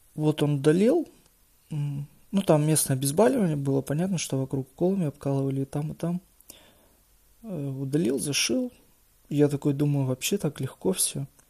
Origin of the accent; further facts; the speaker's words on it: Izhevsk, Udmurtia, Russia; я сам из Ижевска